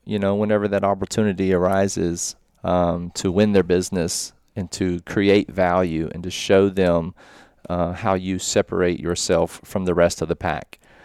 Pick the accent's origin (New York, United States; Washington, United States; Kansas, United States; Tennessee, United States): Tennessee, United States; Murfreesboro; I'm from Murfreesboro